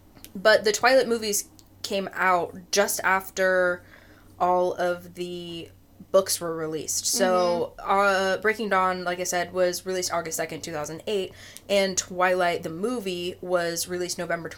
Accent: Oregon, United States; from my hometown, because I'm very northern Oregon, I don't know how far it would be from my hometown to Forks.

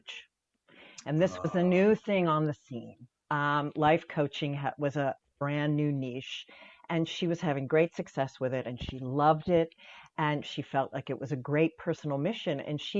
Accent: Pittsburgh, Pennsylvania, United States; also born or lived in Syracuse, New York; I was born in Syracuse, but my parents were from Pittsburgh. And when I was 10, they moved us back for a variety of reasons back to Pittsburgh.

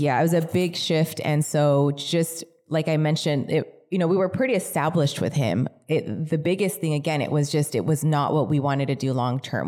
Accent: California, United States; also born or lived in Mission Viejo, Orange County, California; pretty much raised in the desert

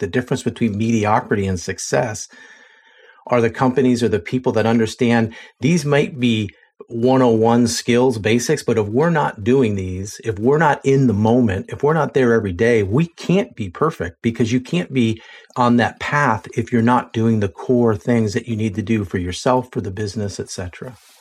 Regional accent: Lancaster, Pennsylvania, United States; I'm from Lancaster, Pennsylvania

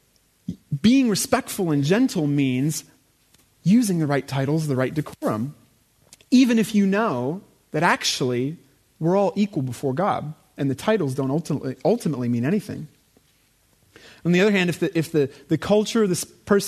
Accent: United States; moved away; I am American

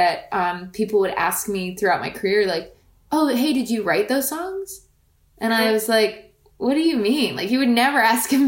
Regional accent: rural Pennsylvania, United States; also born or lived in Staten Island, New York; we moved when I was a kid to rural Pennsylvania

